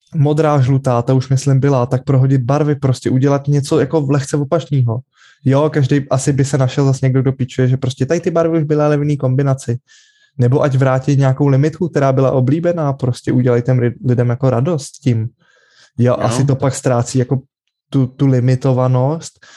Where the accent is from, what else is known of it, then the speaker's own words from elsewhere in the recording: Czechia; u nás v Čechách